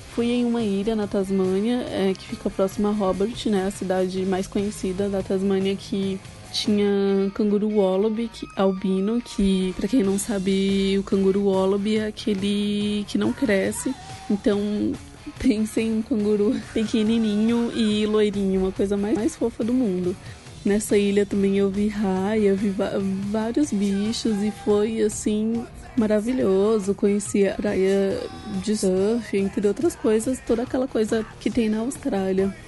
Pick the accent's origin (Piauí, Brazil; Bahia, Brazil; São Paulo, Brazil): São Paulo, Brazil; tenho 23 anos, sou de São Paulo